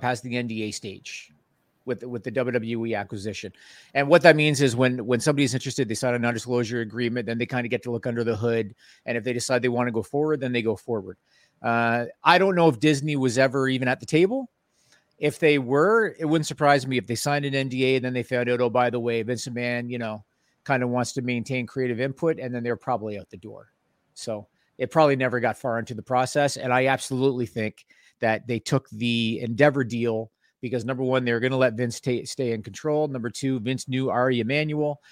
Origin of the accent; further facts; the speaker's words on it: Canada; I'm Canadian